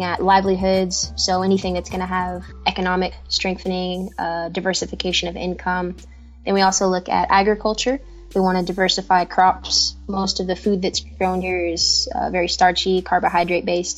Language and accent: English; Kentucky, United States; moved away as an adult; now in Ghana; I currently live in Ghana in West Africa, and I'm from Kentucky in the United States